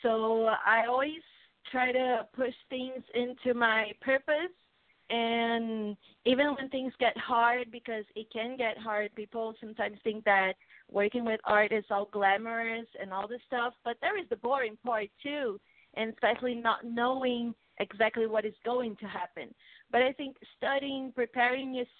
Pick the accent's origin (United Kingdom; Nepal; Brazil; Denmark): Brazil; English is a second language; I'm from Brazil